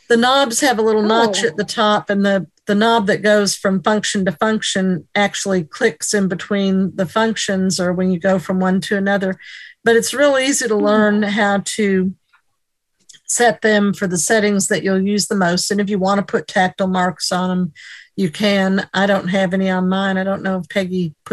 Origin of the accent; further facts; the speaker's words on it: New York, United States; I'm from New York State.